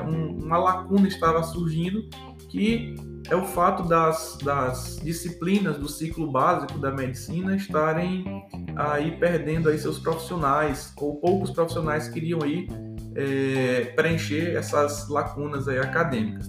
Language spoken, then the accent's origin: Portuguese; Bacabal, Maranhão, Brazil; moved away as an adult; now in Parnaíba, Brazil; sou maranhense, tá? Nascido e criado no interior do Maranhão, numa cidade chamada Bacabal